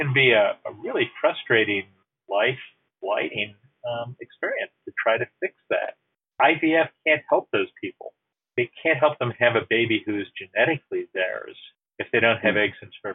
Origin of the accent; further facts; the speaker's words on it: United States; As an American citizen